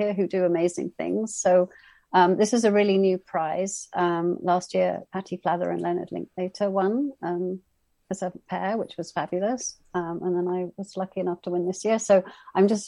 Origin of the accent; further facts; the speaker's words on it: England, United Kingdom; I'm from England, from the UK, where the class system is very alive and kicking